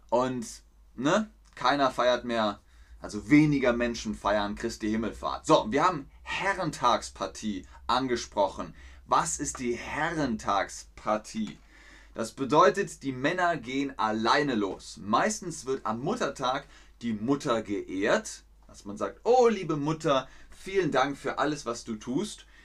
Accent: Namibia; Bei uns in Namibia ist es am 19. Juli, das, äh, Juni.

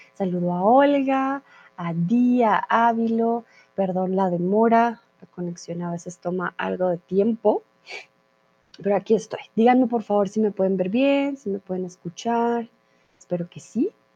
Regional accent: Colombia; soy de Colombia

